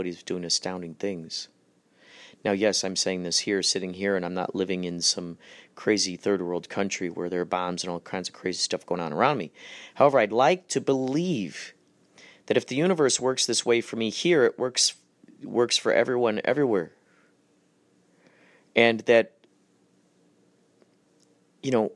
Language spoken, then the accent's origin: English; Germany; I'm German